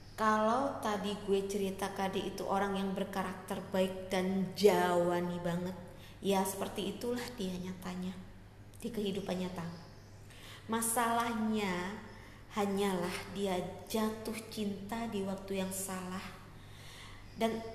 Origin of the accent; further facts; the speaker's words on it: Surabaya, East Java, Indonesia; Gue lahir di Surabaya